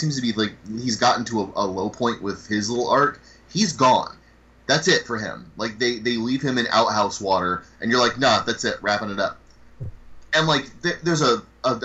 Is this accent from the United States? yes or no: yes; United States